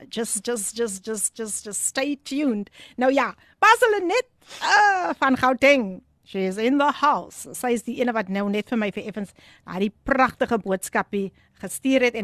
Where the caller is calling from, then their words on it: Wellington, Western Cape, South Africa; van Wellington.